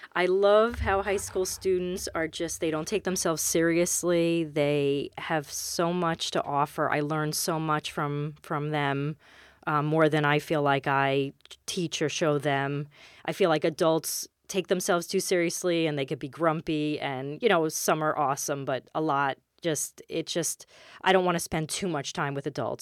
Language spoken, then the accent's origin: English; New York City, New York, United States; moved away as an adult; now in Westchester County, United States; I grew up in Queens, and I went to, I went all through the schools in Queens